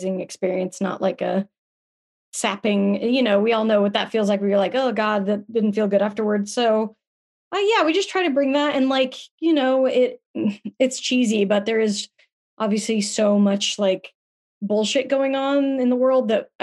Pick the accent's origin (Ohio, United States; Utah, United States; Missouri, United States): Utah, United States; Salt Lake City; moved away as an adult; also born or lived in Palm Springs, California; now in Los Angeles, United States; I was born in Palm Springs, but I was raised in Salt Lake City